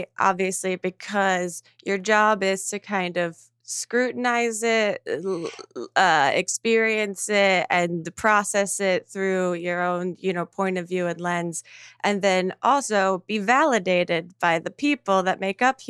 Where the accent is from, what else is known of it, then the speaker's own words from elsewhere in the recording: New Jersey, United States; I'm from New Jersey originally